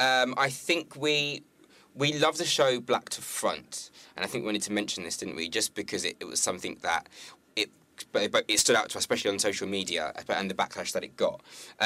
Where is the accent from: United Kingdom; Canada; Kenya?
United Kingdom; Carlisle, North West England; born there; I was born in Carlisle. I was raised in the Navy, right?